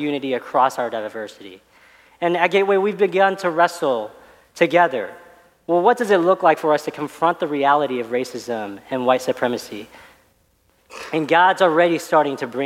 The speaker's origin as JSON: {"language": "English", "town": "Dallas", "region": "Texas", "country": "United States", "tie": "born or raised there", "said": "I grew up out in Dallas"}